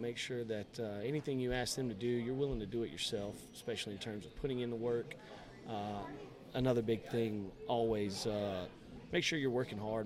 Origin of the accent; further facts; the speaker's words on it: Valdosta, Georgia, United States; I, am originally from Valdosta. I grew up in Lowndes County.